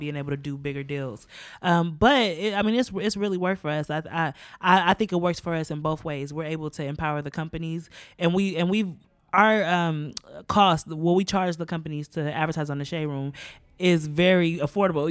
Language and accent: English; United States; I grew up in America as a black woman